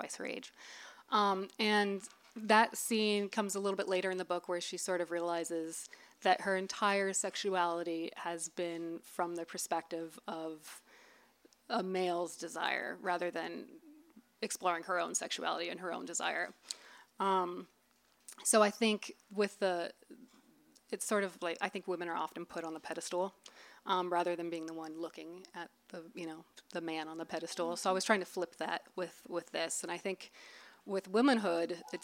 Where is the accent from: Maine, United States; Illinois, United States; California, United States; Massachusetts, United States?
California, United States; Los Angeles; I'm from Los Angeles